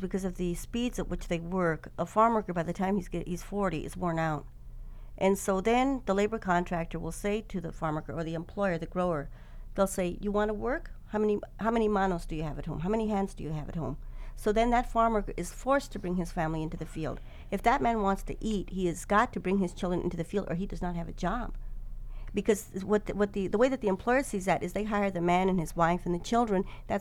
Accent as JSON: {"language": "English", "town": "Stockton", "region": "California", "country": "United States", "tie": "born or raised there", "said": "organized that mm-hmm. group of people in Stockton in my hometown"}